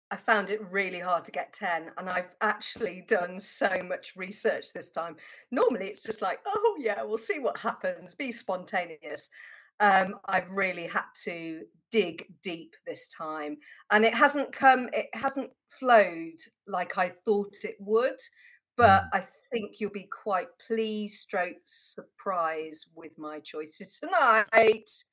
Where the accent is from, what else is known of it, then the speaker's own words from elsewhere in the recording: Worcestershire, West Midlands, United Kingdom; I grew up in Worcestershire